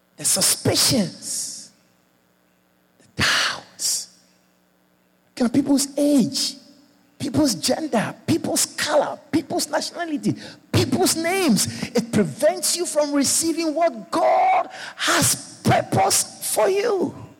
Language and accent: English; Georgetown, Guyana; moved away; i born Guyanese, but I live abroad for many years. I come back home for live now